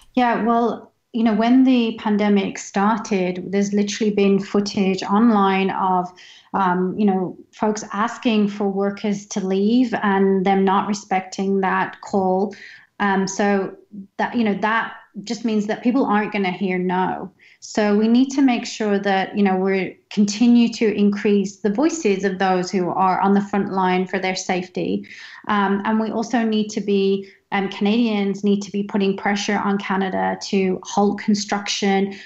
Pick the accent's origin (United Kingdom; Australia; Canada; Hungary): United Kingdom; I'm British Indian